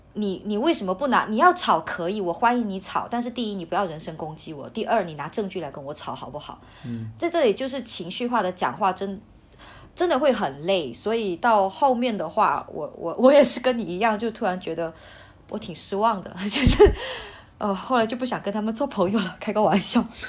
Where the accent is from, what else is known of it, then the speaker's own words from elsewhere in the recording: Hainan, China; moved away as an adult; also born or lived in Chongqing / Beijing; 我从小在海南长大 ，呃，嗯。之后我又去重庆读书，再之后我在北京工作